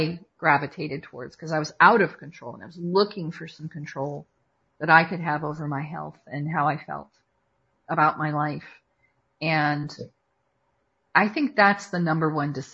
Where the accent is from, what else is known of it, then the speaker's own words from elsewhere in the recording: Watertown, Connecticut, United States; also born or lived in Fairfield, Connecticut; And I was born in Waterbury, grew up in Watertown, and moved to Fairfield.